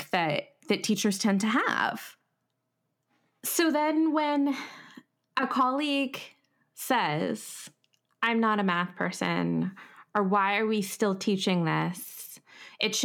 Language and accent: English; Canada; we're both from Canada